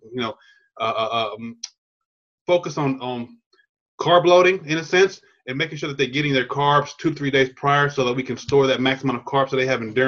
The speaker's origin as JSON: {"language": "English", "town": "Chula Vista", "region": "California", "country": "United States", "tie": "born or raised there", "also_born_or_lived": "Louisiana", "said": "I'm a native Californian, Southern California. I grew up in San Diego, down there in Chula Vista by the border"}